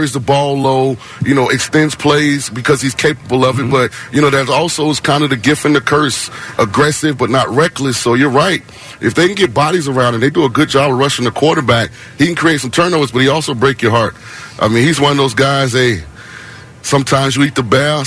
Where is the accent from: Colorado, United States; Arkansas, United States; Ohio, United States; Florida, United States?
Florida, United States; St. Petersburg; I'm from St. Petersburg, so I'm home.